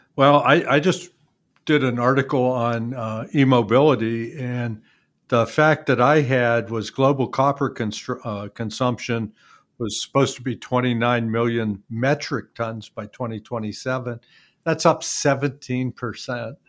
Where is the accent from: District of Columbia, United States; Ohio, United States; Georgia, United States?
Ohio, United States; Youngstown; I grew up in Youngstown